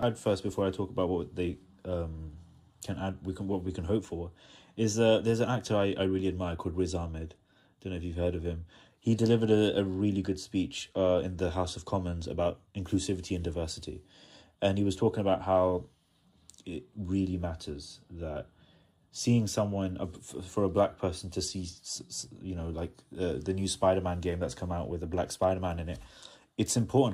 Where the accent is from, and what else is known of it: India